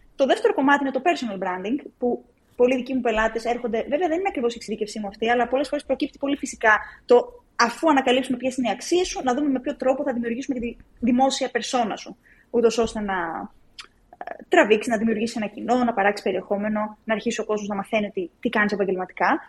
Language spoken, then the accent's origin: Greek; Agrinio, Western Greece, Greece; moved away as an adult; now in Athens, Greece; δεν είμαι από την Αθήνα, είμαι από το Αγρίνιο, στην Εντολοκαρνανία, εκεί μεγάλωσα.